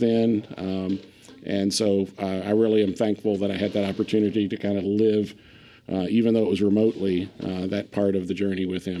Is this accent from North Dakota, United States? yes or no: no; Kentucky, United States; moved away as an adult; now in Pennsylvania, United States; I was born and raised in Kentucky, spent the first 40 years of my life there, and actually ended up in Pennsylvania after meeting my wife and my ex-wife now.